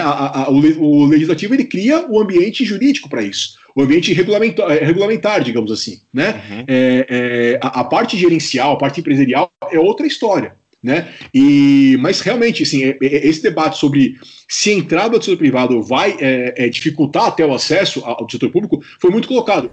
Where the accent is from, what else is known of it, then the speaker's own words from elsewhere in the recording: Brazil; nós, nós como brasileiros